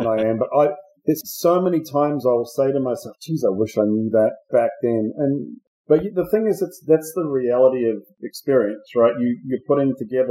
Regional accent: New Zealand; moved away as an adult; also born or lived in Australia; I'm from New Zealand, and I started with BMC, first of all, as a partner down in New Zealand

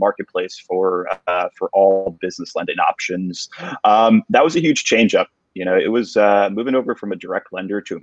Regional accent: New York, United States; Born and bred New Yorker. I've been here for my entire life.

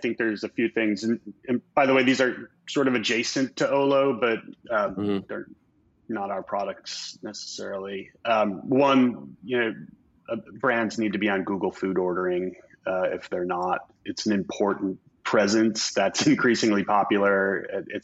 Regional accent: Chicago, Illinois, United States; now in West Coast, United States; Chicago, my hometown

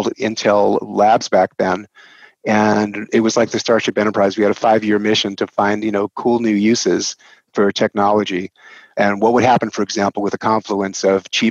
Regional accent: New York, United States; accent: New York; moved away as an adult; now in Portland, United States; my accent is from New York, born and raised New Yorker.

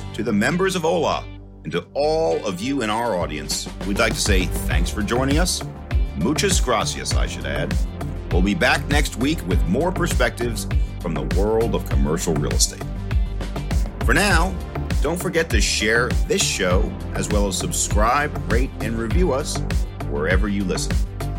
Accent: New York City, New York, United States; New York City, my hometown.

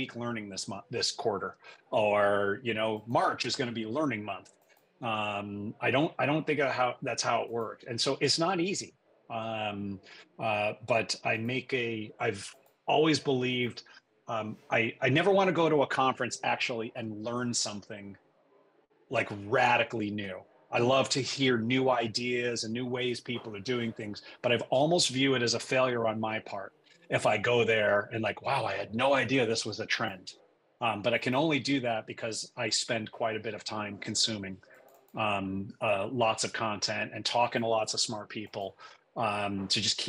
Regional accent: Western Massachusetts, United States; moved away as an adult; also born or lived in New York City / San Francisco Bay Area / Boston / New York tri-state area; now in Connecticut, United States; I was born in New York City, but my parents decided to raise me in the country, so to speak. So we moved to Western Massachusetts. I grew up there

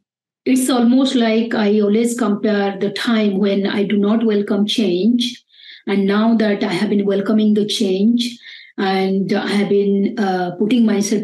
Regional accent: Bangalore, Karnataka, India; I came from Bangalore, which is a very happening and very noisy place.

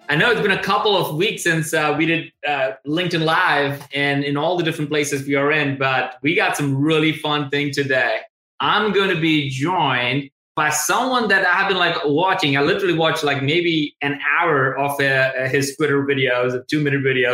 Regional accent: India; moved away as an adult; also born or lived in Tuscaloosa, Alabama, United States; I'm originally from India, and I came directly to University of Alabama, Tuscaloosa.

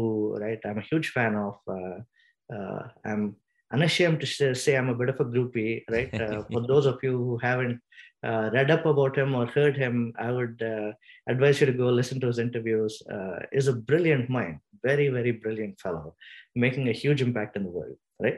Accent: India; moved away; I come from India

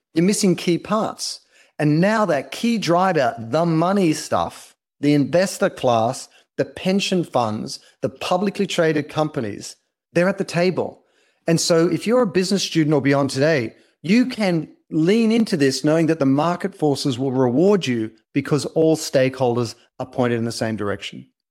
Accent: Australia; accent: Australian; now in Los Angeles, United States; I'm Australian, uh, but I'm based in Los Angeles

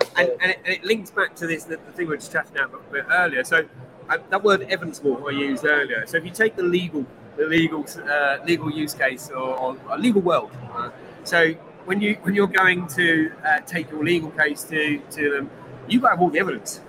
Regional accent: Bracknell, South East England, United Kingdom; the streets I grew up in Bracknell

